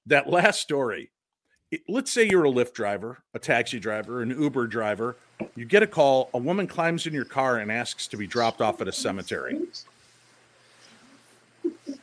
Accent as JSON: {"language": "English", "town": "Chicago", "region": "Illinois", "country": "United States", "tie": "born or raised there", "said": "I grew up in the Chicagoland area"}